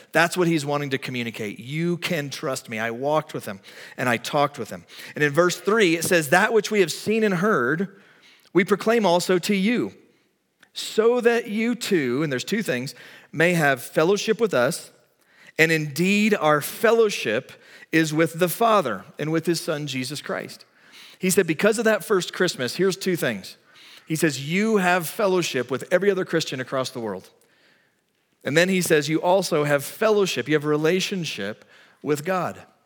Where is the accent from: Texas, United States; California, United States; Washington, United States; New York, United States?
Texas, United States; moved away; I'm from Texas